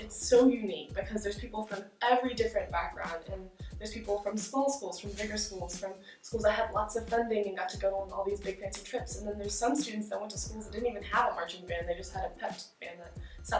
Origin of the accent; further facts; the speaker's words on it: Washington, District of Columbia, United States; I'm from Washington, D.C.